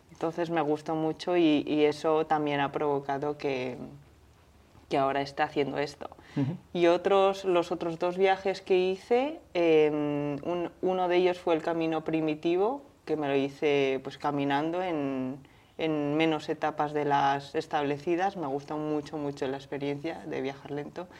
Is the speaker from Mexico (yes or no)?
no; Zaragoza, Aragon, Spain; yo como soy de Zaragoza